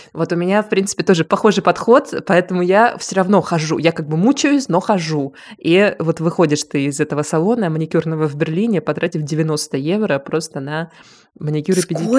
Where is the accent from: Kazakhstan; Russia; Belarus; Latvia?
Russia; Rostov-on-Don, Rostov Oblast; moved away as an adult; also born or lived in Moscow, Russia; now in Berlin, Germany; в моём родном городе Ростове-на-Дону